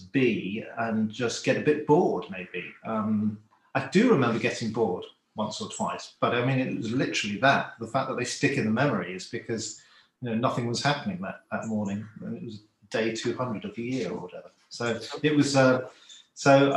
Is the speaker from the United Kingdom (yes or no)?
yes; Cornwall, South West England, United Kingdom; I grew up in Cornwall